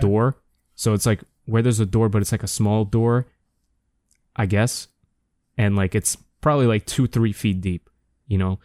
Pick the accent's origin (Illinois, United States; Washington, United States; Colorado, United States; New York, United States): New York, United States; being a New Yorker, you know, growing up, I always, especially in, like, elementary school and middle school